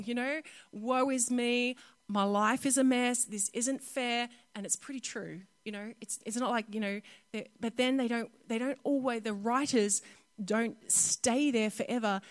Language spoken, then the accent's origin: English; North Queensland, Australia; Growing up in North Queensland